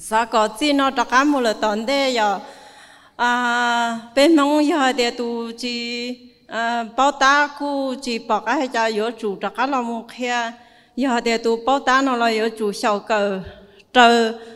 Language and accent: Vietnamese; Dien Bien, Điện Biên, Vietnam; đến từ Điện Biên